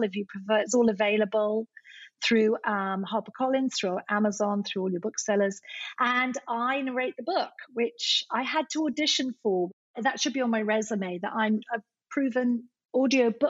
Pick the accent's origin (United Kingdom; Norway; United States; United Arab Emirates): United Kingdom; Scotland; moved away; I'm Scottish by birth